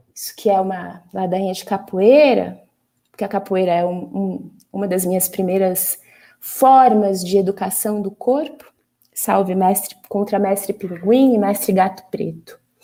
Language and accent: Portuguese; São Paulo, Brazil; como paulistana